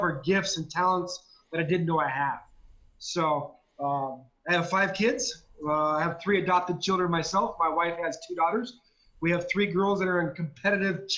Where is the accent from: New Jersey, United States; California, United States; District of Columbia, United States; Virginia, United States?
California, United States; Southern; I grew up in Southern California, and I was a diehard Dodger fan